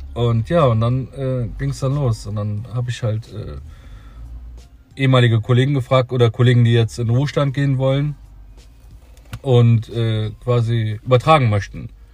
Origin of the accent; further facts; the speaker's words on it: Cologne, North Rhine-Westphalia, Germany; bei uns in Köln